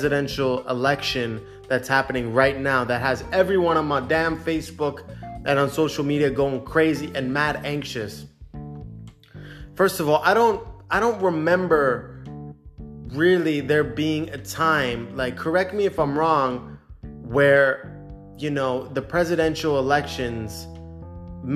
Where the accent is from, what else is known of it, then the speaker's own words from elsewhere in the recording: Canada; I'm a Canadian citizen, born and raised in Canada